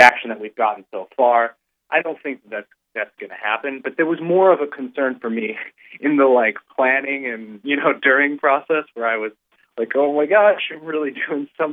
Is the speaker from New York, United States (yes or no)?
yes; Buffalo, New York, United States; my hometown, Buffalo, New York